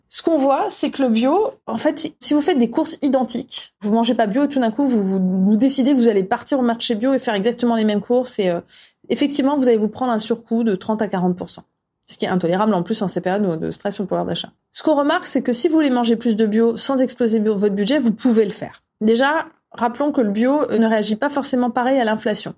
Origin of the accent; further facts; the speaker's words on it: France; On est français